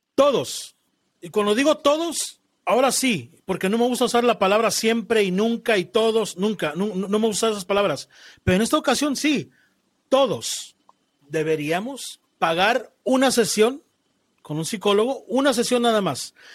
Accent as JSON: {"language": "Spanish", "country": "Mexico", "said": "yo te hablo como mexicano. Y en mi cultura, como mexicano"}